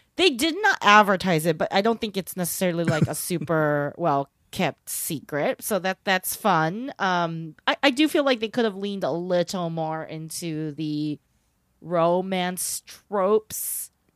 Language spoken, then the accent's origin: English; United States; Growing up in America